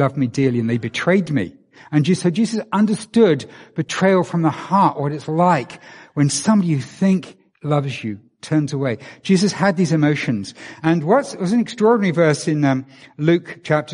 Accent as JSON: {"language": "English", "region": "England", "country": "United Kingdom", "moved": "yes", "said": "I'm from England"}